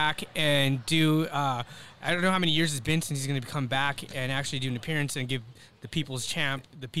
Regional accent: Upland, California, United States; I'm from Upland.

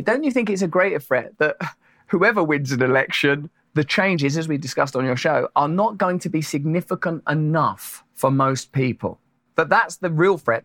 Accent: Essex, East of England, United Kingdom; I'm from Essex, which is the New Jersey of my country

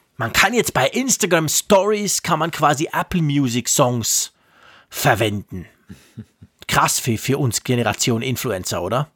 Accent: Switzerland; Bei uns in der Schweiz

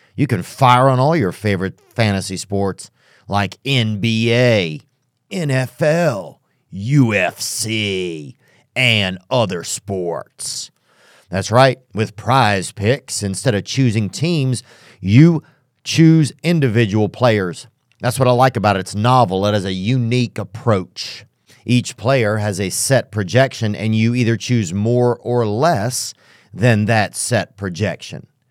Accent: outside of New Orleans, Louisiana, United States; I grew up in New Orleans, so, or outside of New Orleans

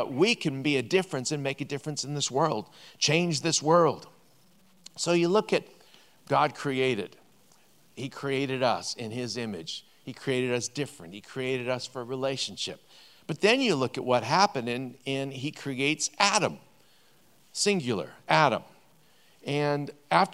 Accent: Vancouver, British Columbia, Canada; We're both from Vancouver.

